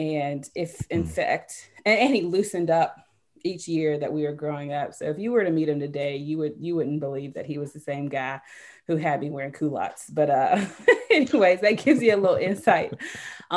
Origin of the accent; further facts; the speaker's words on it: Jackson, Mississippi, United States; took me back to Jackson, moved back home with my parents